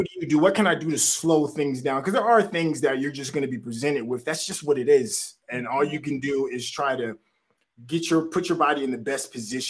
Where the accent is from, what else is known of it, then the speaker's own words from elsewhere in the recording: Tennessee, United States; I grew up in Tennessee. I lived in the South my whole life.